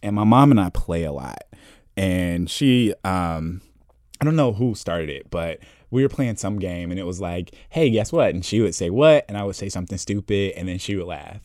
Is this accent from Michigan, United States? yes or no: no; Indianapolis, Indiana, United States; I'm originally from Indianapolis, Indiana